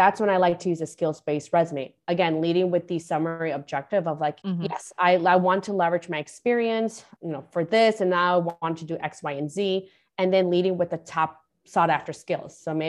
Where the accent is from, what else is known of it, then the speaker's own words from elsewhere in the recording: Guatemala; born there; I was born in Guatemala and I came here. So I'm the first one in my family to graduate, you know, pretty much grammar school, let alone high school or bachelor's degree or getting a master's degree.